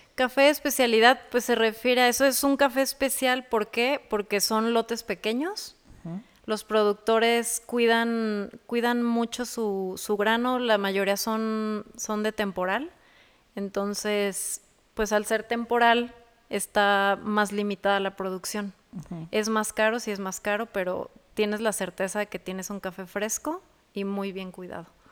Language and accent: Spanish; Jaral del Progreso, Guanajuato, Mexico; also born or lived in Dallas, Texas, United States / Celaya / Querétaro; now in Guanajuato, Mexico; soy de Jaral del Progreso. Nací en Dallas, Texas.